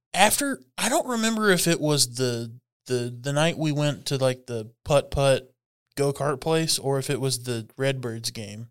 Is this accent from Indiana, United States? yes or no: no; North Texas, United States; born or raised there